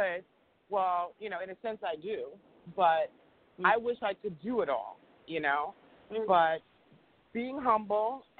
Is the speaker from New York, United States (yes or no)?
yes; New York City, New York, United States; we grew up on the Midtown East Side